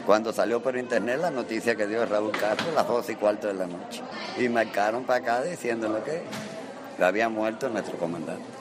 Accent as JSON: {"language": "Spanish", "country": "Cuba", "said": "Como todo cubano lo sentimos mucho y en mi opinión propia lo sentí doblemente."}